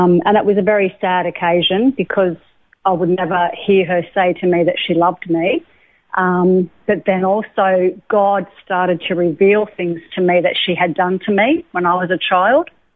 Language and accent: English; Lennox Head, New South Wales, Australia; also born or lived in Sydney; I moved up to Lennox Head with my mother and my stepfather